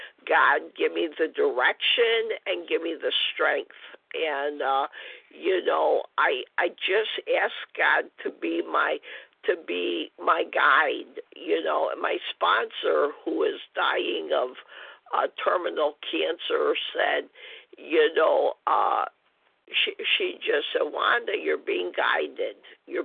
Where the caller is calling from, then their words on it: Illinois, United States; And I'm from Illinois.